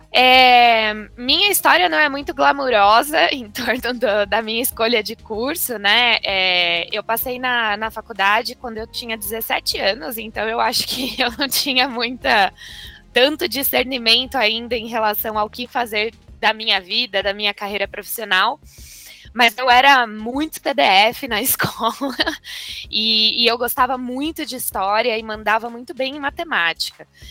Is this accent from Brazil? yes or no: yes; Avaré, São Paulo, Brazil; moved away as an adult; also born or lived in Ribeirão Preto; now in São Paulo, Brazil; eu sou do interior de São Paulo, de Avaré, uma cidade que tem 90 mil habitantes. Não é tão pequenininha assim, mas crescer em cidade pequena